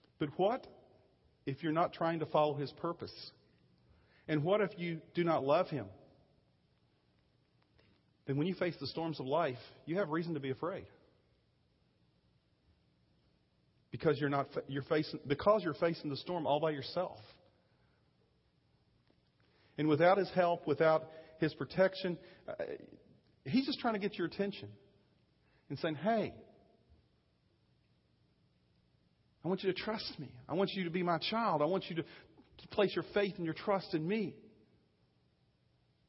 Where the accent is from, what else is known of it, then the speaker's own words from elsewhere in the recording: Virginia, United States; moved away; I'm from Virginia, and I use different phrases sometimes